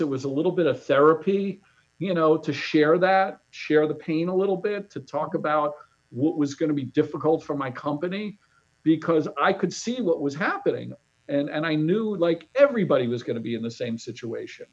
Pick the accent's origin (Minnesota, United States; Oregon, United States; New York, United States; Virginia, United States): New York, United States; moved away; I grew up in New York